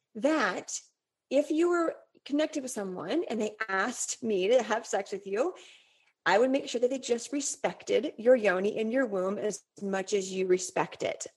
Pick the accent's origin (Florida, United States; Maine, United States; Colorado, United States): Colorado, United States; moved away; I grew up in Colorado